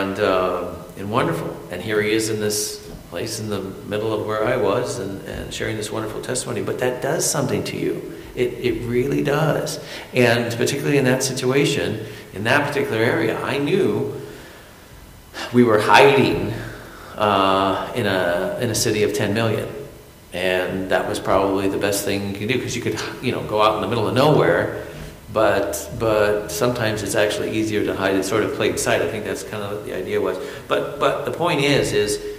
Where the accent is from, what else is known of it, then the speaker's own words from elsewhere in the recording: United States; I'm American